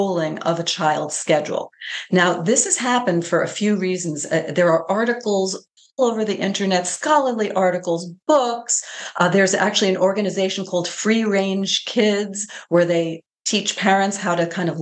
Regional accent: New York, United States; I'm from New York State

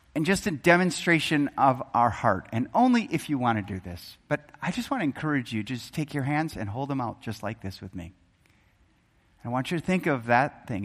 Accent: Wisconsin, United States; moved away; I grew up in Wisconsin

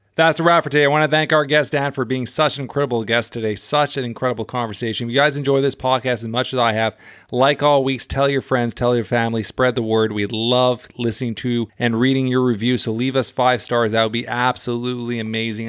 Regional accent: Canada; as a Canadian

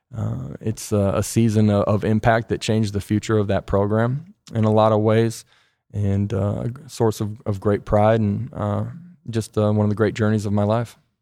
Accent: South Dakota, United States; moved away as an adult; now in Tennessee, United States; growing up in South Dakota

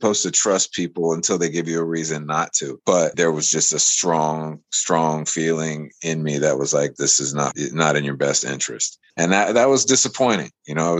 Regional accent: United States; I come from America

